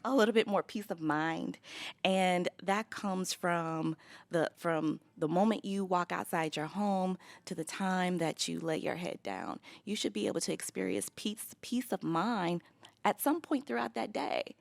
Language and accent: English; Los Angeles, California, United States; now in Chicago, United States; I grew up in Los Angeles